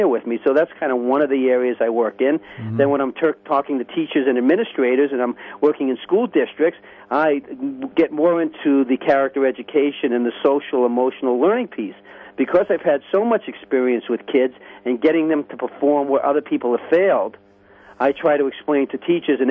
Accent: New York City, New York, United States; I grew up in Spanish Harlem

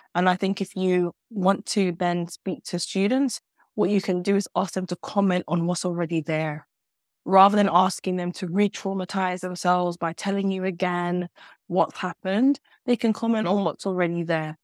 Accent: London, United Kingdom; moved away; I'm a Londoner. I came home to London to do my master's at SOAS

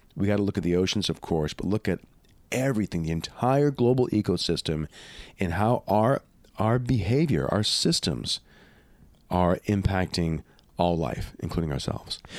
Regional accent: Louisiana, United States; where I grew up in Louisiana

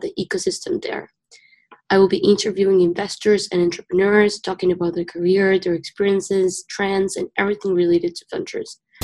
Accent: Uruguay; moved away as an adult; now in Rochester, United States; I was born and raised in Uruguay

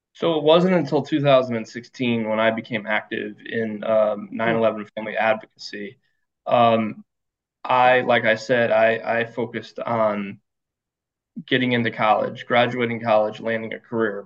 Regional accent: rural Connecticut, United States; I was born in Connecticut, born and raised uh, in rural Connecticut

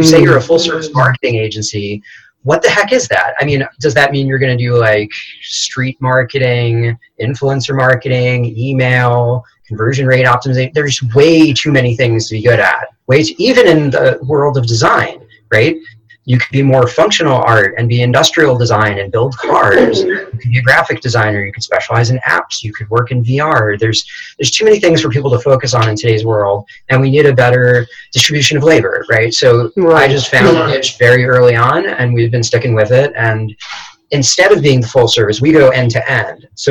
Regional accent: New York, United States; I'm a New Yorker

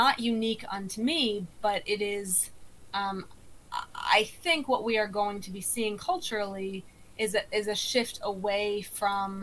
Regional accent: South Dakota, United States; I grew up in South Dakota

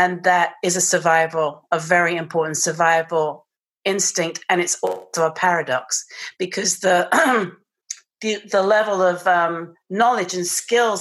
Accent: England, United Kingdom; accent: British; moved away; I have this British accent

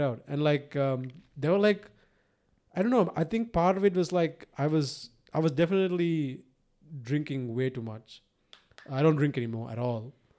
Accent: Sri Lanka; I was raised in Sri Lanka

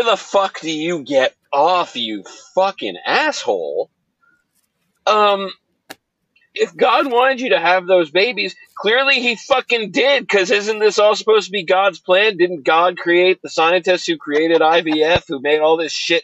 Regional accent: New York, United States; born or raised there

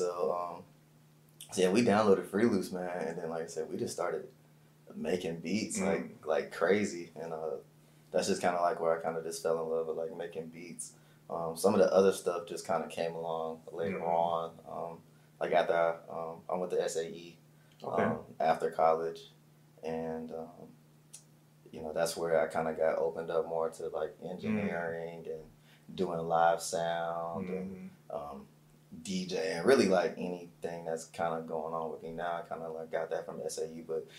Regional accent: Columbus, Georgia, United States; born there; also born or lived in Germany / Texas / Illinois / California; You know, I was born in Columbus, Georgia.

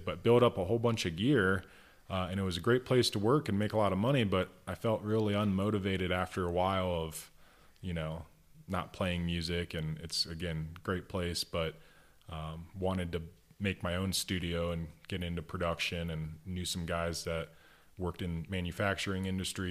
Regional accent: Northeast Ohio, United States; moved away as an adult; also born or lived in Fort Wayne, Indiana; now in Crestone, United States; I grew up in Northeast Ohio

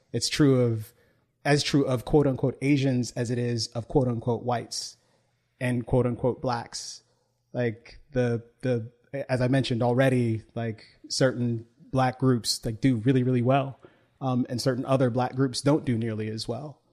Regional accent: United States; I was, was born here, but I also take my citizenship very seriously

